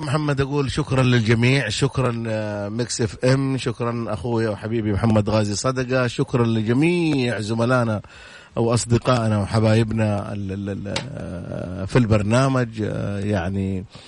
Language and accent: Arabic; Saudi Arabia